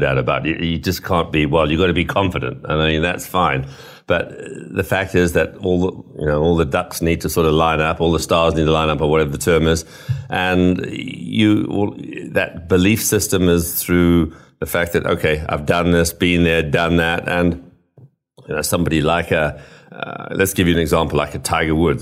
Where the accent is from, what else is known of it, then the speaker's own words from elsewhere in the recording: Zimbabwe; moved away; also born or lived in United Kingdom; I grew up in Africa and, and Rhodesia or Zimbabwe as it is now. So although I was born in the U K